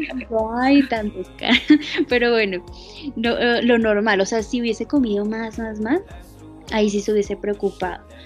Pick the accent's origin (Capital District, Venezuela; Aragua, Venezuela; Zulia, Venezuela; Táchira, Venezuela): Capital District, Venezuela; Caracas; moved away; tengo ahorita 20 años y soy de Caracas, Venezuela.